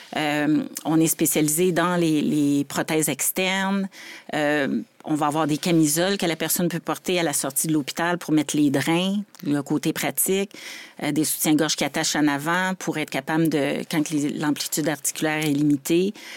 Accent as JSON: {"language": "French", "town": "Laval", "region": "Quebec", "country": "Canada", "tie": "born or raised there", "also_born_or_lived": "Montreal", "said": "je suis née à Montréal, j'ai déménagé à Laval vers 5 ans tout fait le primaire, secondaire, collégial"}